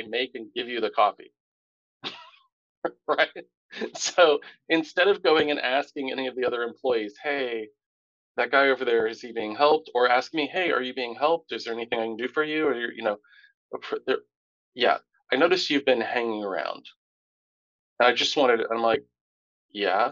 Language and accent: English; Tampa, Florida, United States; I grew up in Tampa